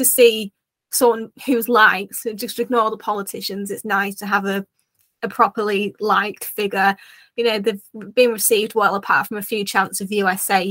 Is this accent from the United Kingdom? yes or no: yes; United Kingdom; as a Brit